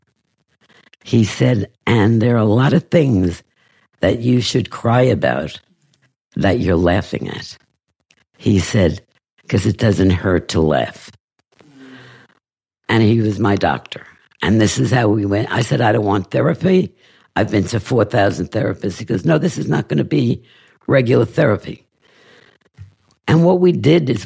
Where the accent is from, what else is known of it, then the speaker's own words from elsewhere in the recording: New York, United States; I'm a Jew from New York